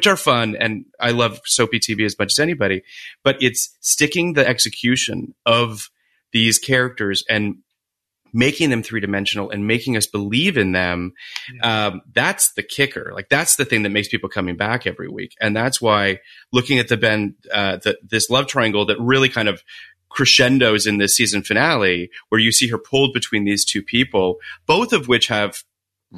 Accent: Canada; I'm Canadian

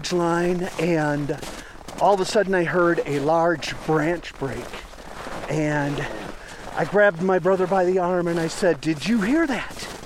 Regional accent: Wisconsin, United States; moved away as an adult; also born or lived in Madison, Wisconsin / Salt Lake City, Utah; I had moved to Salt Lake City from my home state of Wisconsin. Was working at a car wash in Wisconsin, in Madison

